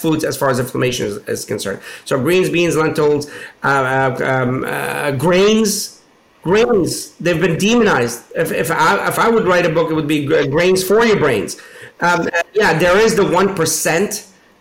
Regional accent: Pittsburgh, Pennsylvania, United States; I grew up in Pittsburgh

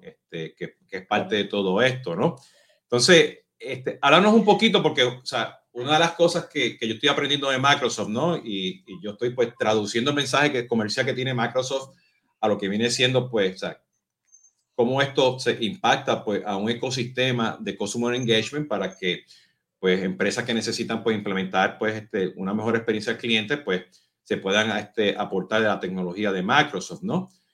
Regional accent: Puerto Rico; now in Mexico; Por mi acento, no sé si se dieron cuenta, pues yo soy boricua

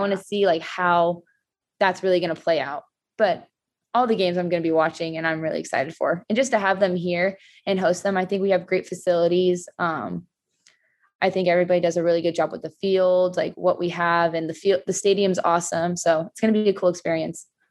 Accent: California, United States; moved away as an adult; now in Louisville, United States; I'm from California

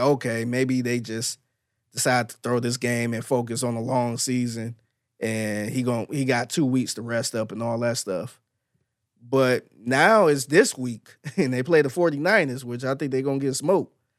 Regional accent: Cleveland, Ohio, United States; now in Houston, United States; I'm from Cleveland

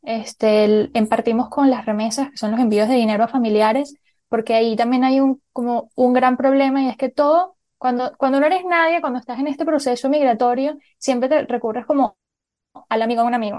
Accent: Venezuela; moved away as an adult; also born or lived in Colombia; yo nací en Colombia y me crié en Venezuela

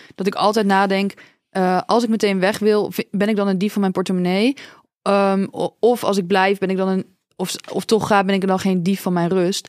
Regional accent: Dordrecht, South Holland, Netherlands; bij ons in Dordrecht

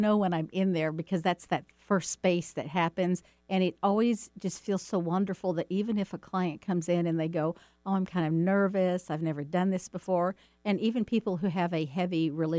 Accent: Dallas, Texas, United States; back when I was a kid growing up in Dallas, Texas

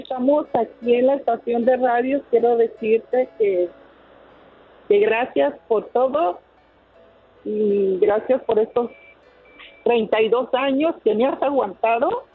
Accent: Guadalajara, Jalisco, Mexico; yo soy de Guadalajara

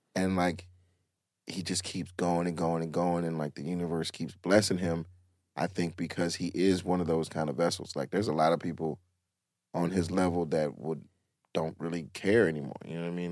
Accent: College Park, Georgia, United States; I'm from College Park

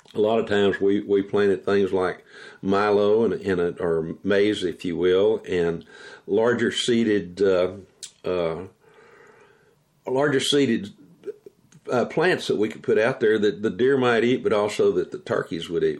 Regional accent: Texas, United States; growing up in Texas, living in Texas as a wildlife biologist

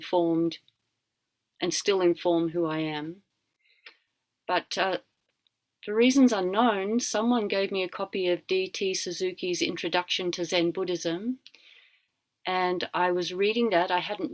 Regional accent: Australia; moved away; I'm Australian, but I've been overseas for a long time.

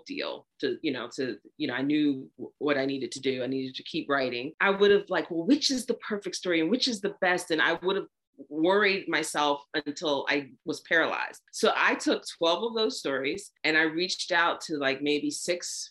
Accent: the South, United States; I grew up in the South

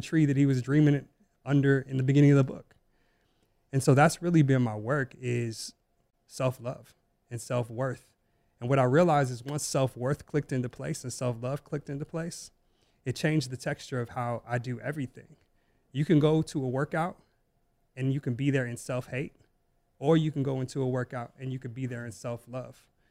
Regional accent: Las Vegas, Nevada, United States; growing up in Las Vegas

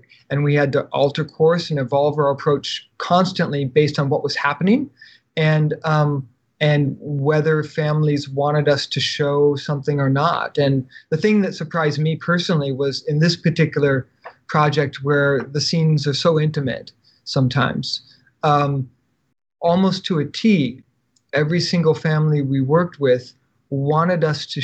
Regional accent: United States; as an American

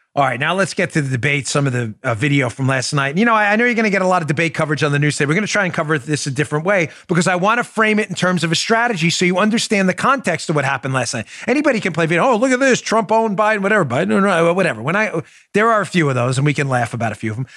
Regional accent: New York City, New York, United States; I'm from Queens

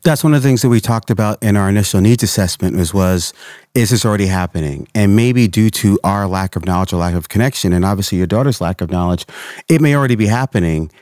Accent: Portland, Oregon, United States; I grew up in Portland

